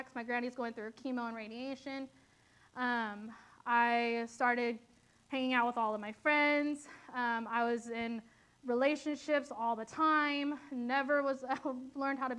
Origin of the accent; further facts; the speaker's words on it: Susanville, California, United States; moved away; I'm from Susanville, California, which is like 6 hours north